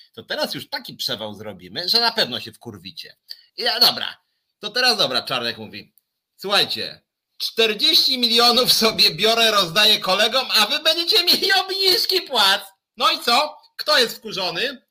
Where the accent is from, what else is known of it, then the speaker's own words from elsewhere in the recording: Poland; urodziliśmy się w Polsce